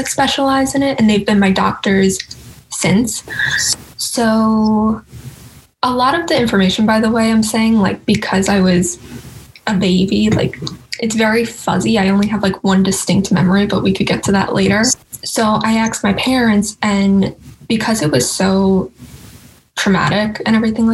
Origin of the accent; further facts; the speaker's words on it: New York City, New York, United States; I was born in Staten Island